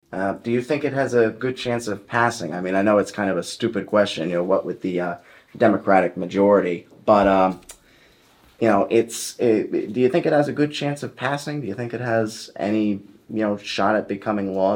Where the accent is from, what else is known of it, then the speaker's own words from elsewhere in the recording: Coventry, Rhode Island, United States; I was born in Coventry, Rhode Island